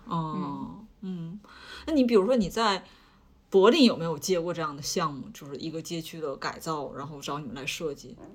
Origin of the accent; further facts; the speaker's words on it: Liaoning, China; 我是辽宁人